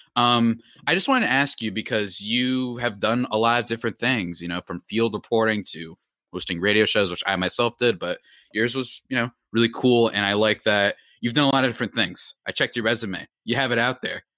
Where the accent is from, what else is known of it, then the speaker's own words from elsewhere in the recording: New Jersey, United States; I'm from this good old state, and by good old state, I mean, you know, depends on your view of things. That's New Jersey.